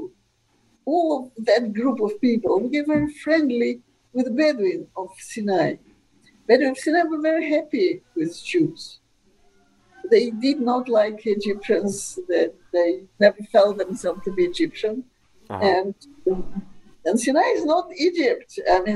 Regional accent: Russia; also born or lived in Israel; now in United States; In Russia, my Jewish education consisted of reading a lot of Shalom Aleichem

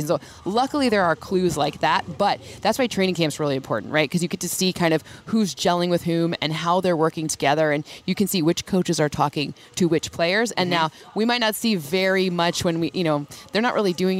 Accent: Michigan, United States; I'm from Michigan

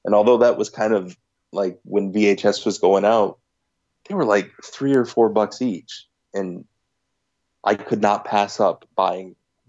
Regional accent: Northern New York, United States; moved away as an adult; also born or lived in Philadelphia; I grew up in Northern New York, but I went to grad school in Philadelphia.

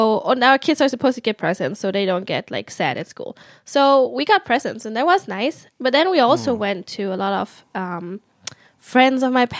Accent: Germany; I grew up in Germany as a second generation immigrant, so my parents come from Vietnam.

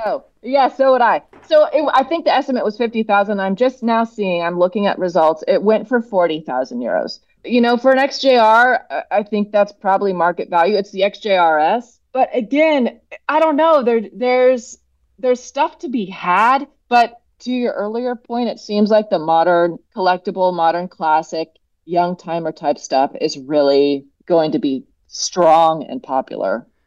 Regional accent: Oregon, United States; moved away; I'm from Oregon originally

